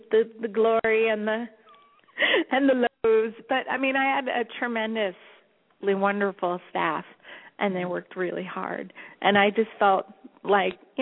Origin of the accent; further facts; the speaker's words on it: Long Island, New York, United States; also born or lived in Los Angeles; now in New York, United States; I'm originally from Long Island, from New York